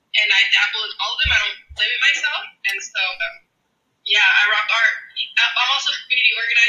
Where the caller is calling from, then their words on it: Los Angeles, California, United States; I'm calling from Los Angeles, California, Tongaland in the San Gabriel Valley.